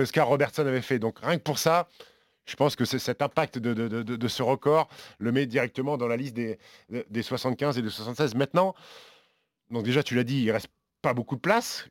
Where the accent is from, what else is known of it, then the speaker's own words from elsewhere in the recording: France; on est Français